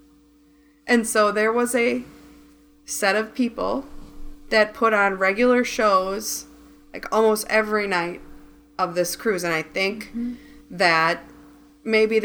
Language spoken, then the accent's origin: English; Midwest, United States; we're from the Midwest.